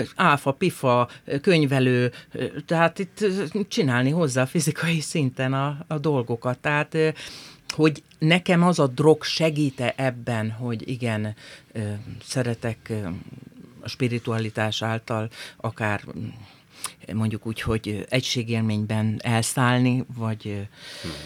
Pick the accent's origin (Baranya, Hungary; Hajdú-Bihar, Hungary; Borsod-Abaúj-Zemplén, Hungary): Hajdú-Bihar, Hungary; Hajdúnánás; kis helyen, hajdonáson nőttem föl